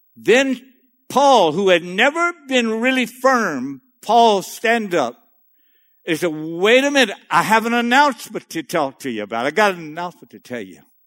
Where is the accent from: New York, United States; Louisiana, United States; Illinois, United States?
Louisiana, United States; Cajun; I'm a Cajun boy in the middle of that North Dakota state